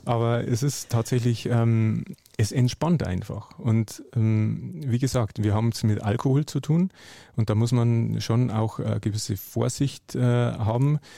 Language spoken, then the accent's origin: German; Hallertau, Bavaria, Germany; die Nähe zu Bier war mir irgendwo schon immer äh, auch durch meine Heimat gegeben. Also ich komme aus der Hallertau, der Hopfenanbaugegend